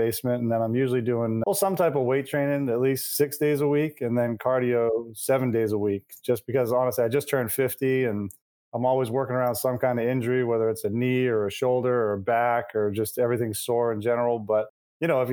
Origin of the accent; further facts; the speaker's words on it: Maine, United States; moved away as an adult; also born or lived in California; I'm from Maine. My wife's from Maine